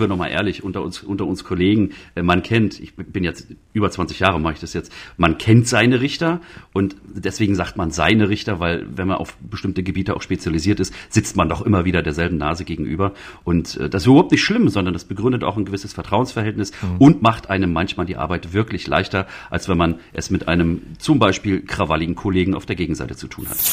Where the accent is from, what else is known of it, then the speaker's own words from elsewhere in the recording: Mecklenburg-Vorpommern, Germany; moved away; also born or lived in Halle; Zu meinem fünften Geburtstag in meiner Mecklenburger Heimat